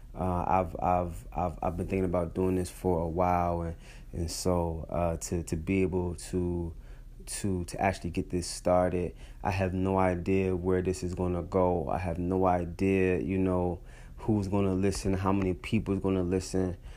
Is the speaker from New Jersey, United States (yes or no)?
yes; Atlantic City, New Jersey, United States; also born or lived in Brooklyn, New York / Philadelphia, Pennsylvania; now in Providence, United States; Growing up in Atlantic City, being raised by my grandparents